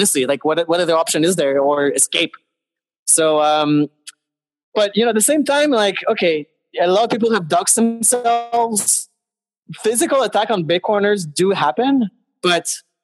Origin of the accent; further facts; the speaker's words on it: Montreal, Quebec, Canada; I live in Canada. I'm from Montreal.